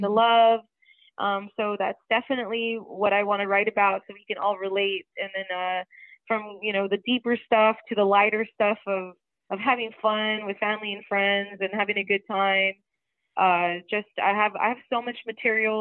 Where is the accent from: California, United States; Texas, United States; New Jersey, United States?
Texas, United States; San Benito; my hometown, San Benito